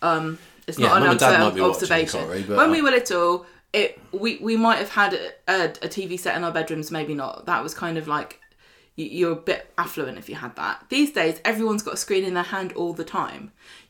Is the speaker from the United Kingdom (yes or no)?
yes; United Kingdom; we're British